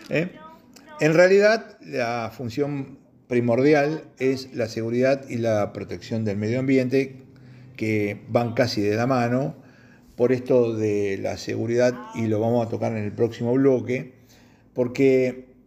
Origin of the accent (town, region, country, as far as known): Argentina